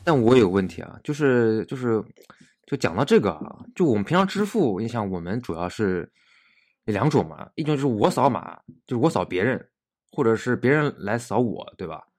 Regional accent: China; 我们中国人

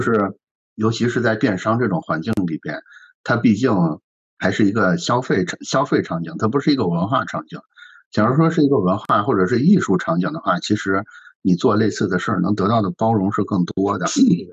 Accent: Shandong, China; 我作为一个山东人

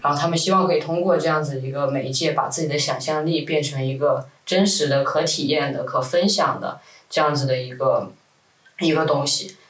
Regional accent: Guangzhou, Guangdong, China; moved away as an adult; also born or lived in New York; 我是广州这边长大的

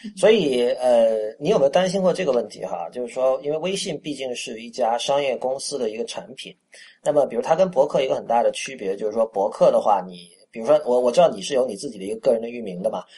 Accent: Shenzhen, Guangdong, China; moved away as an adult; also born or lived in Panyu, Guangdong (ancestral); now in Beijing, China; 我在深圳长大，我三岁哦。到十八岁都是在深圳

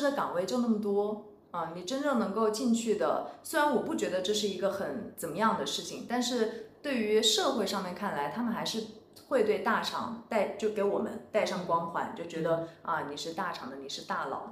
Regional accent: Wuhan, Hubei, China; moved away as an adult; also born or lived in Shanghai; 我，我是武汉人

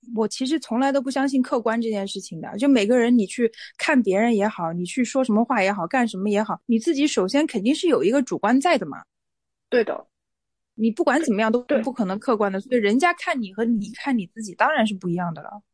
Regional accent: Hunan, China; 我在外面就说我是湖南人嘛

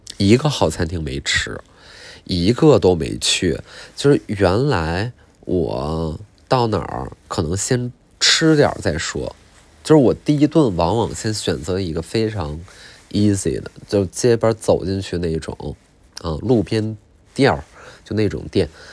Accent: China; 我中国人

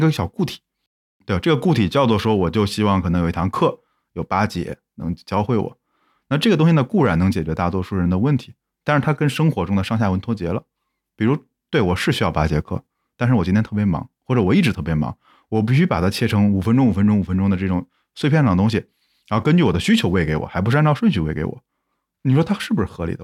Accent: Zhengzhou, Henan, China; moved away; 我可能回到我老家郑州

